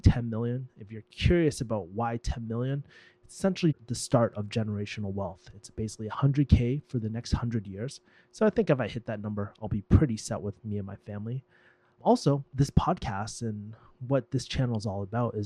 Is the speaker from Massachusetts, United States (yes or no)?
yes; Boston, Massachusetts, United States; moved away; I'm actually in my hometown, Boston